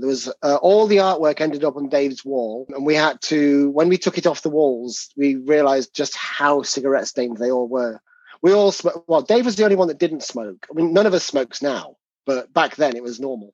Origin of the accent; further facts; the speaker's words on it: England, United Kingdom; you can tell our accents apart, even though we're both English